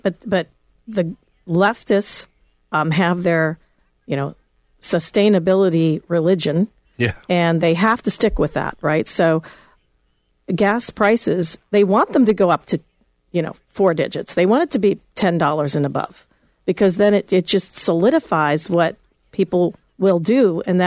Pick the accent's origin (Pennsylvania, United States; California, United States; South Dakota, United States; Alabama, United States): Pennsylvania, United States; Pittsburgh; moved away; I'm from Pittsburgh, and my dad was in the steel industry, and he lost his job right before I was going to go into college